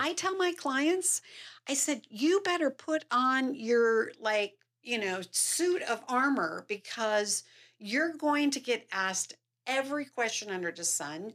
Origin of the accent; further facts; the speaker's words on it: Salt Lake City, Utah, United States; moved away as an adult; also born or lived in California; I grew up here in Salt Lake City